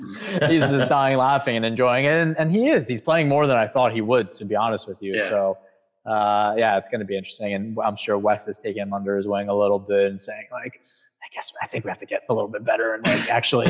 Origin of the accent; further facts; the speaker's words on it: New York, United States; I'm a New Yorker through and through.